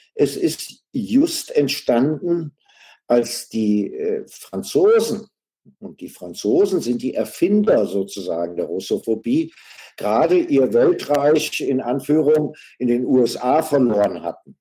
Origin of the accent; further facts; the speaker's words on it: Germany; wir doch als Deutsche